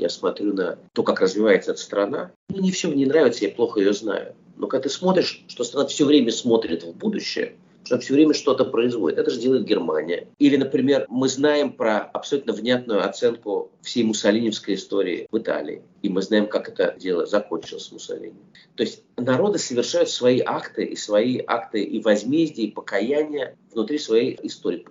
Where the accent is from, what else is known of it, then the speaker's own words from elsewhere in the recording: Russia; moved away as an adult; also born or lived in Soviet Union; я, был вырос а в России, прожил там все-таки очень много лет своей жизни